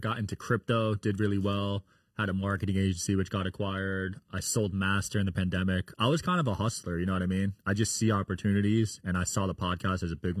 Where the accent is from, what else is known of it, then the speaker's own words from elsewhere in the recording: New Jersey, United States; I'm from Jersey